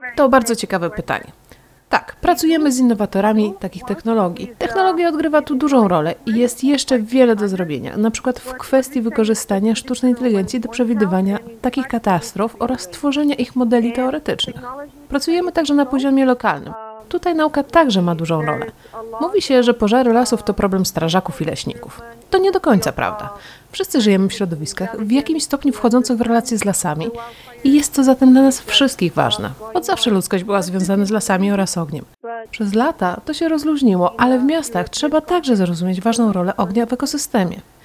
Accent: Spain; Urodziłam się w Hiszpanii

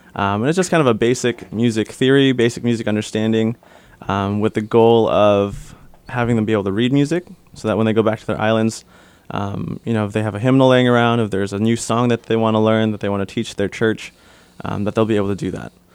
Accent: Detroit, Michigan, United States; I grew up in Michigan, Detroit area. Uh, my parents came over to the States in nineteen eighty-five, I believe. I was born eighty-seven, born and raised in Detroit.

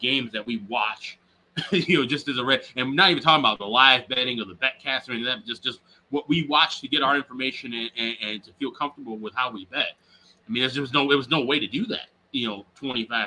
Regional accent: Chicago, Illinois, United States; here in the States, and I grew up in Chicago

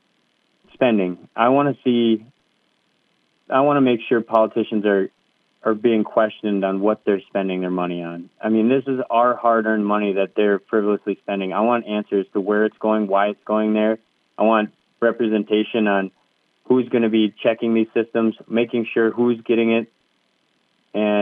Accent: Red Wing, Minnesota, United States; I was born and raised in Red Wing, Minnesota

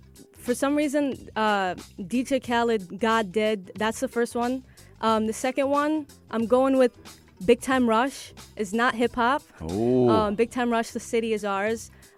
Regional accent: Ohio, United States; first language English; Growing up in America, in Ohio. Obviously, like, my parents speak Arabic around the house and I can understand them, but for me, speaking it is not the best.

